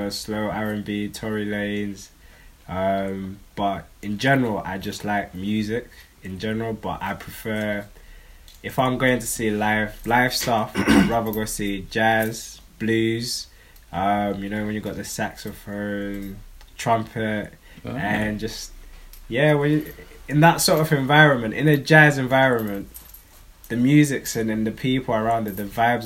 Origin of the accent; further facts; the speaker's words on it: London, United Kingdom; also born or lived in New Addington; I grew up in Fulton Heath. Then we moved to New Addington. So it's that Croydon area.